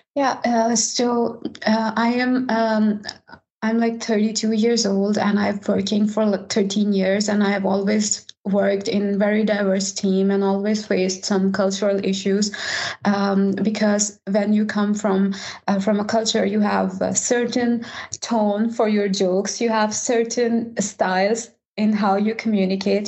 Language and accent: English; Pakistan; now in Sweden; I am from Pakistan and now I am a tech lead at Volvo Cars